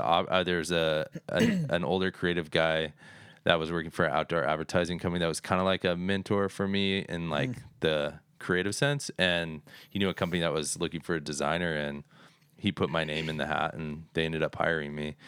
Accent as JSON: {"language": "English", "town": "Phoenix", "region": "Arizona", "country": "United States", "tie": "born or raised there", "said": "I was born and raised in Phoenix"}